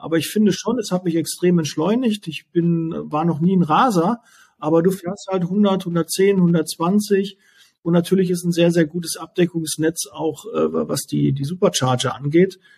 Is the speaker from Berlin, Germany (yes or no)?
no; Ruhr area, North Rhine-Westphalia, Germany; ich komme jetzt aus dem Ruhrgebiet